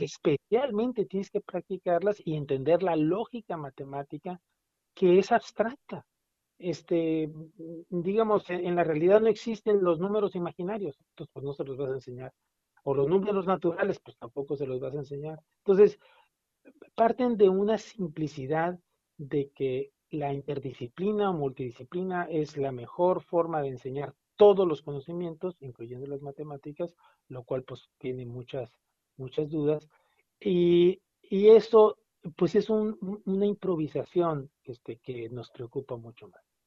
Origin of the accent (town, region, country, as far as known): Mexico